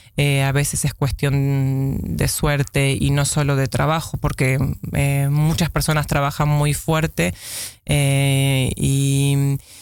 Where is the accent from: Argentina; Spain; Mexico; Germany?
Argentina; Buenos Aires; moved away as an adult; now in Amsterdam, Netherlands; si bien nací acá, me crié eh, en Buenos Aires, donde fui a la escuela primaria, a la escuela secundaria